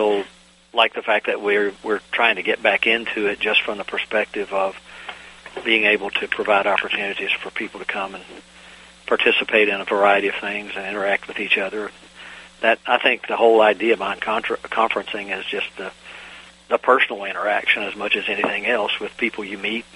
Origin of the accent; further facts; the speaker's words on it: Virginia, United States; also born or lived in North Carolina; I grew up on the Virginia-North Carolina border